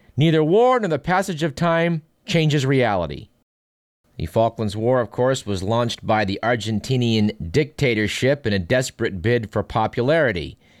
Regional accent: Fremont, California, United States; in my hometown, which is Fremont, California, about a hundred miles from this radio station

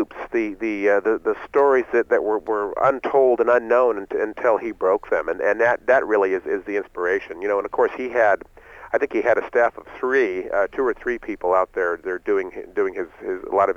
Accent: San Francisco, California, United States; I was born and raised in San Francisco

